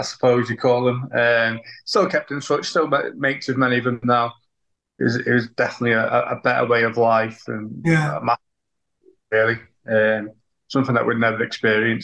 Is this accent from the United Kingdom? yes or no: yes; Runcorn, North West England, United Kingdom; I grew up in Runcorn, northwest in Cheshire.